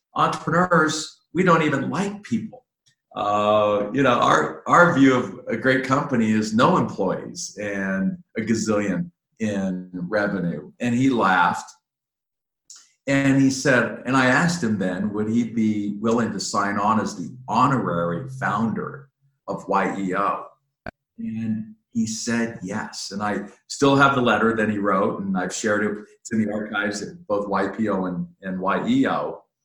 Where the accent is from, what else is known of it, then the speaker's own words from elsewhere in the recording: Littleton, Colorado, United States; also born or lived in Boston / Wichita, Kansas; Littleton, Colorado, which is where I was kind of born and raised